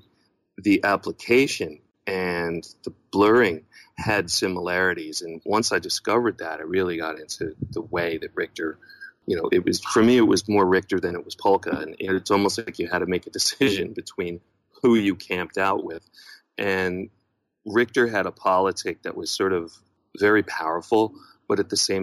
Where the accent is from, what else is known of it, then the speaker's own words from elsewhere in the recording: New York, United States; moved away as an adult; I was born in New York